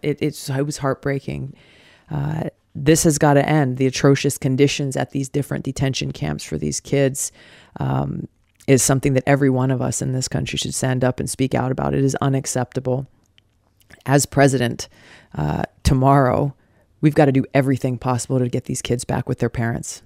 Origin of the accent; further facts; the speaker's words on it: Hawaii, United States; Growing up in Hawaii